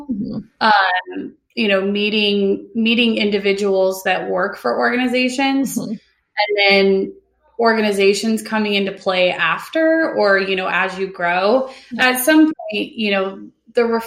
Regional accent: Sun Valley, Idaho, United States; moved away as an adult; now in Bend, United States; I was born and raised in Idaho. I grew up, okay. Went to high school and middle school in Sun Valley, and then literally moved over here the day I turned 18

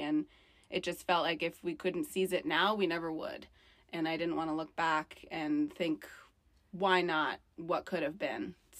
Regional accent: New York, United States; moved away as an adult; I'm originally from New York. I come from a pretty big family. We're Latino. We're Irish.

